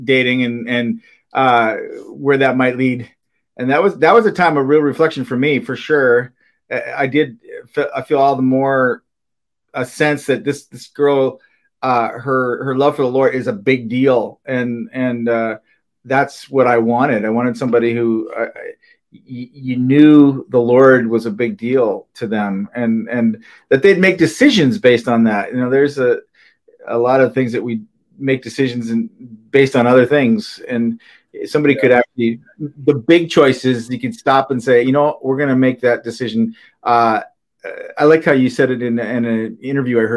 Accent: Minnesota, United States; moved away as an adult; also born or lived in California; I came out from Minnesota. I grew up in Minnesota.

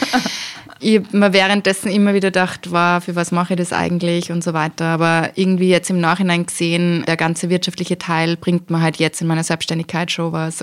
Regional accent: Austria; habe ich eben mit österreichischem Volkstanz im Dirndl begonnen in der Volksschule

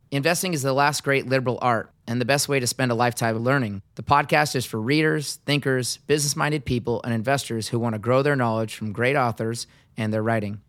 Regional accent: Seattle, Washington, United States; my hometown in Seattle

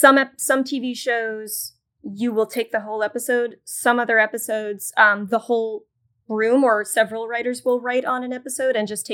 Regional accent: New York City, New York, United States; I just need to get a job in New York. I'm a New Yorker. I'm going to stay in New York.

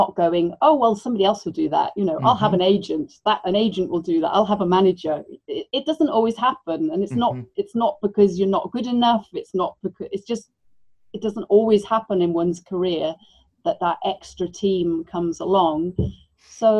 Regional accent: Wales, United Kingdom; moved away as an adult; also born or lived in Buenos Aires, Argentina; I was really lucky growing up in Wales

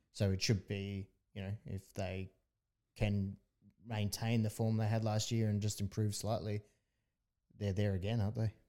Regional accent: Australia; as an Australian

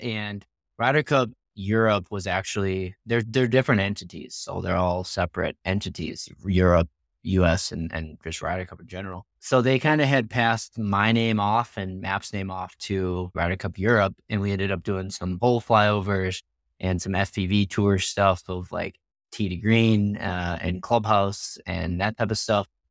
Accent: Wisconsin, United States; I'm from Wisconsin

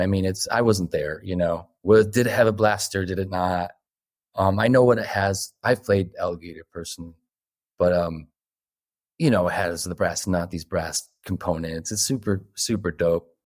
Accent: Northeast, United States; I'm from the Northeast

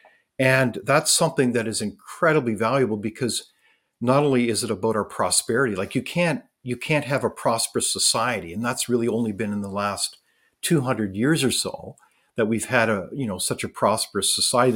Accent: Canada

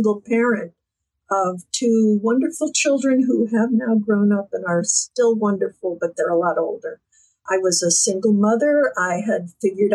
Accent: Fort Lauderdale, Florida, United States; moved away as an adult; now in south of Boston, United States; I was born in Fort Lauderdale

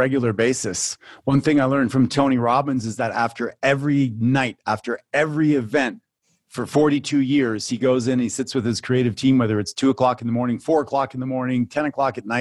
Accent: Canada; also born or lived in Phoenix, Arizona; I come from Canada

